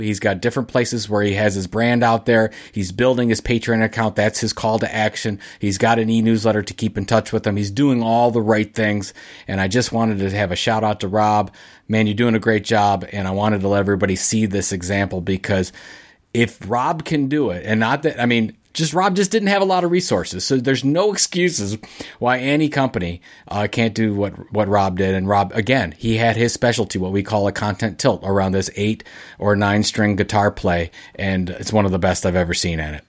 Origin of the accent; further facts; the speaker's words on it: Sandusky, Ohio, United States; I'm from Sandusky, Ohio